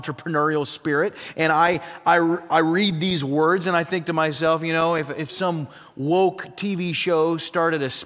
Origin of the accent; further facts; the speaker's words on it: South Dakota, United States; moved away; I grew up in South Dakota, very, very cold in South Dakota in the winter